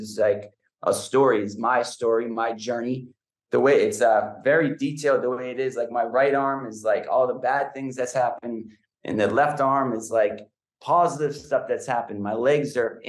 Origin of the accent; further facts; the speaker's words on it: New Hampshire, United States; moved away; It's the community where I grew up. It's every day growing up in New Hampshire